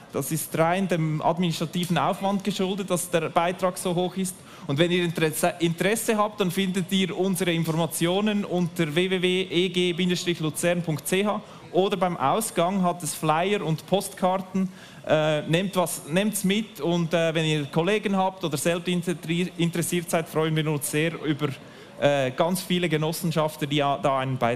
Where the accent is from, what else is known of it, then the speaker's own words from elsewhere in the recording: Nidwalden, Switzerland; Bei mir ist es so, ich komme aus dem Kanton Nidwalden, und als ich aufgewachsen bin, ging es darum, den Atommüll bei uns im Kanton zu versorgen.